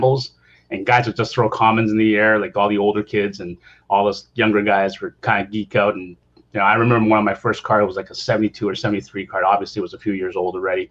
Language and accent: English; Toronto, Ontario, Canada; moved away as an adult; now in California, United States; originally I'm from Toronto. I'm Canadian by heart